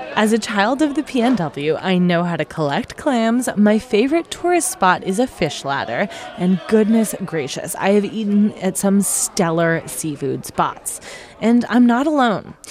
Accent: Seattle, Washington, United States; my hometown, Seattle

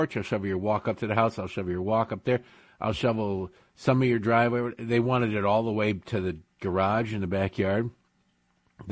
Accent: Michigan, United States; moved away; also born or lived in Baltimore / near Washington, D.C.; I grew up in Michigan

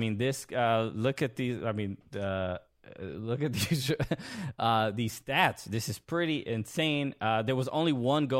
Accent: New York, United States; Everyone from New York, and I'm from New York

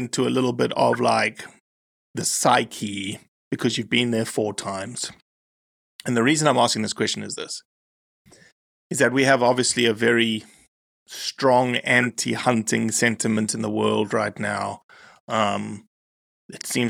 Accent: Johannesburg, Gauteng, South Africa; also born or lived in Kruger National Park; I grew up in Joburg, right? 8.5 million people

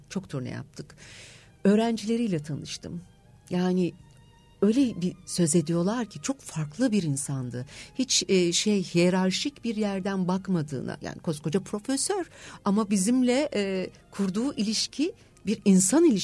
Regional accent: İzmir, Turkey; now in Istanbul, Turkey; bunu İzmirliyim. 9 Eylül Güzel Sanatlar aslında

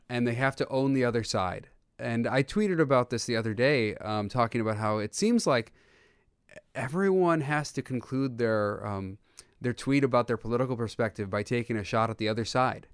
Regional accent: United States; growing up, that's the thing I remember most is my dad telling me all the time and my brothers, um, that we are so blessed to be in the United States

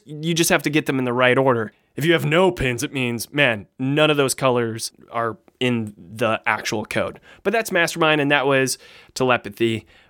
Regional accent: Australia; Of course, I began this here elevator pitch by saying good day, because I'm Australian.

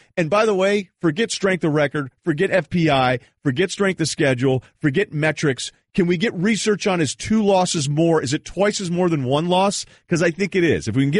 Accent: Vermont, United States; I'm the dude from Vermont that didn't have a football team that understands this stuff as well as everybody because I've been everywhere.

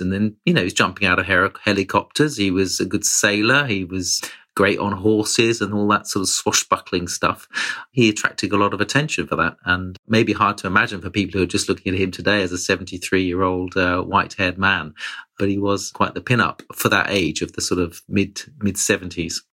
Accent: United Kingdom; I, as a Brit

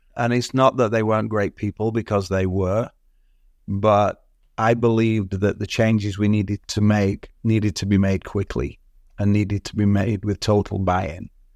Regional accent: Southport, North West England, United Kingdom; now in Toronto, Canada; I was born in the U K. I grew up in Southport on the northwest coast

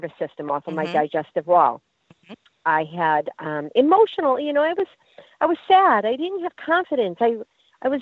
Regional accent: Connecticut, United States; my home state, Connecticut

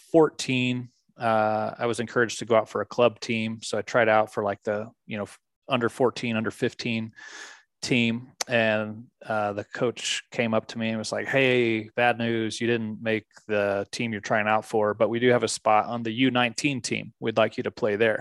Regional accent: Dallas, Texas, United States; I grew up just outside of Dallas, Texas

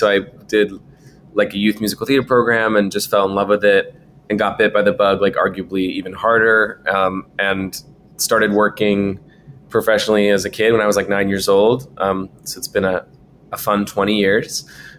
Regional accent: West Coast, United States; I grew up on the West Coast

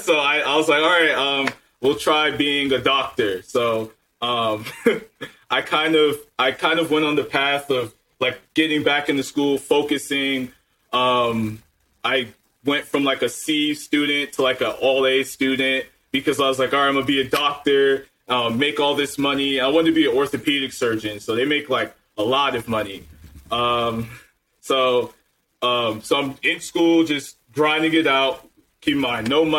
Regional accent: Maryland, United States; middle class, grew up in Maryland, lived there for about 15 years.

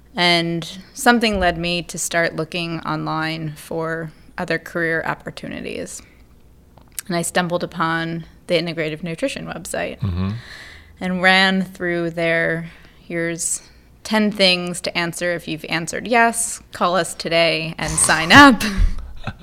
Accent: Pennsylvania, United States; Outside of Philadelphia.

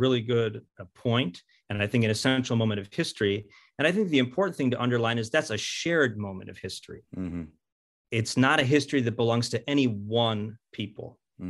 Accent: Cleveland, Ohio, United States; moved away as an adult; also born or lived in Rome; I'm a Cleveland native.

